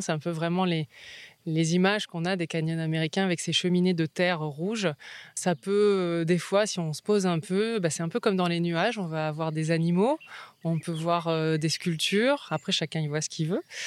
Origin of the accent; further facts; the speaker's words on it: near Lille, Hauts-de-France, France; moved away as an adult; also born or lived in United States; now in Vaucluse, France; Je suis originaire du nord de la France, à côté de Lille